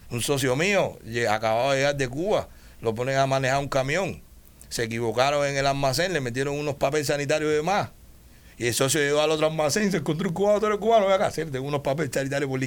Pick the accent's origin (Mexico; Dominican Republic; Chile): Dominican Republic; El dominicano maneja mi tierra. Yo soy, yo soy dominicano también.